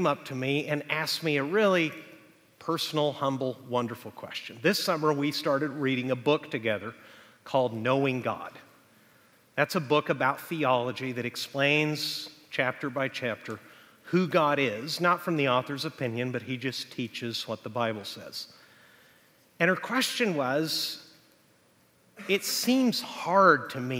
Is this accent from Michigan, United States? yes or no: no; Texas, United States; now in Huntington Beach, United States; Texas is my home state